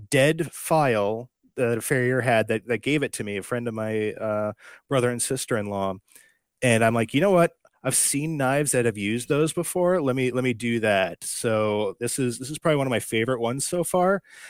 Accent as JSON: {"language": "English", "region": "Upper Peninsula of Michigan", "country": "United States", "tie": "born or raised there", "moved": "yes"}